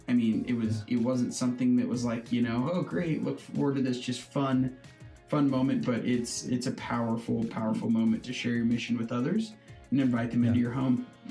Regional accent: Hastings, Nebraska, United States; I was born and raised in Hastings, Nebraska

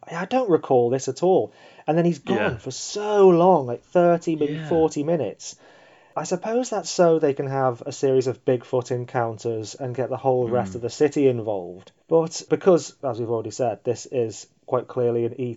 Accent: United Kingdom; as a British child

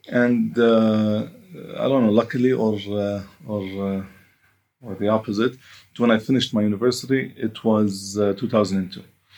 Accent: Bethlehem, West Bank, Palestine; also born or lived in Jerusalem; I was technically born in this area. I was born in Jerusalem, by the way, but I was raised in Bethlehem area. And as a Christian Palestinian, you know, and some influence of my mom being raised in Germany.

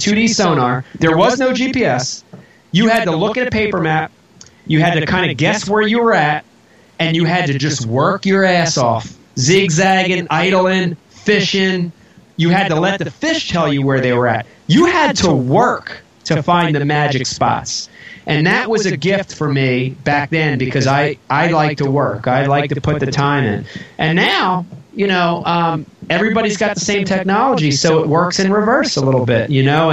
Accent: New Jersey, United States; also born or lived in Philadelphia; I grew up in New Jersey, but I consider Philadelphia my home city

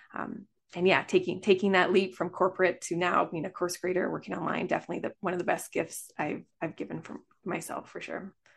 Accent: Canada; I am from Canada.

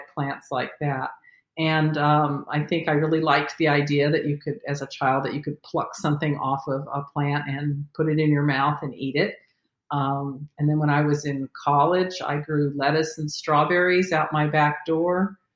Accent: California, United States; I grew up in California

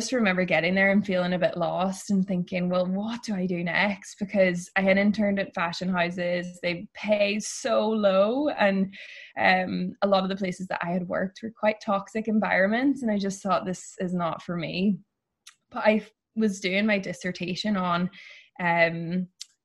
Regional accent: Ireland; moved away as an adult; now in San Francisco, United States; I grew up in a pretty small town in Ireland

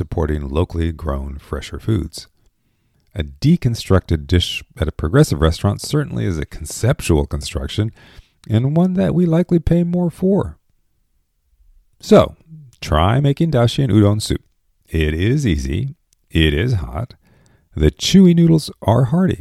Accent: Japan; moved away; growing up in Japan

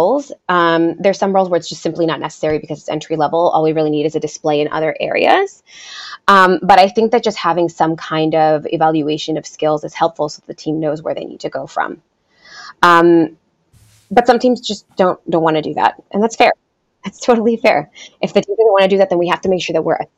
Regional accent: United States; first language Spanish; English is a second language; I first came to the United States, you know, when I was 4 years old.

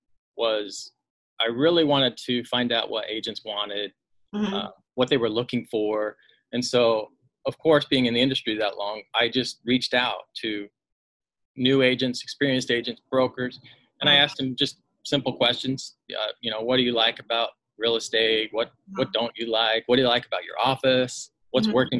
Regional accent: Plain City, Utah, United States; moved away as an adult; now in Charleston, United States; I am from Utah, from a little town, Plain City, Utah

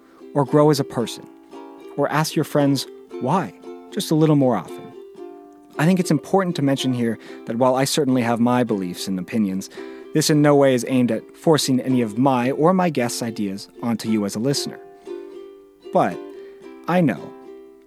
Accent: Bay Area, California, United States; born or raised there

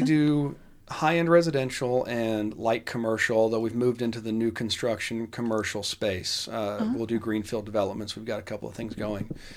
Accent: Dallas, Texas, United States; I grew up in the Kessler Park area

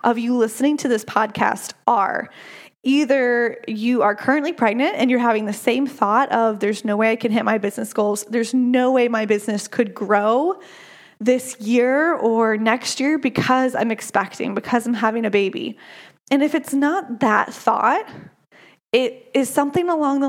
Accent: United States; I am an American

